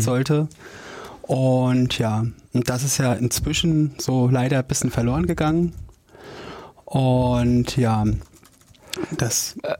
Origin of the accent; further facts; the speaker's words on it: Jena, Thuringia, Germany; Ich komme hier aus Jena